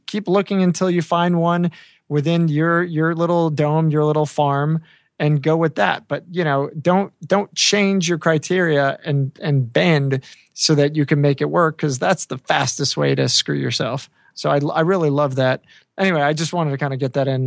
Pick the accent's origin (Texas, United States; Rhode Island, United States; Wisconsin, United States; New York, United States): New York, United States; Long Island; moved away; my house growing up in Long Island